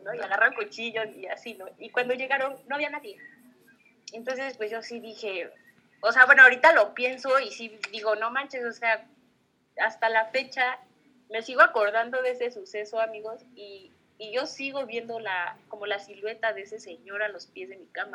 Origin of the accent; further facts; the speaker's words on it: Xalapa, Veracruz, Mexico; moved away as an adult; viví aquí, pero pues que crecí en Jalapa